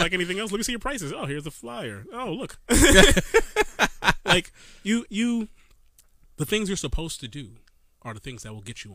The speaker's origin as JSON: {"language": "English", "town": "New York City", "region": "New York", "country": "United States", "moved": "yes", "lives_now": "Maryland, United States", "said": "I am from Brooklyn, New York still"}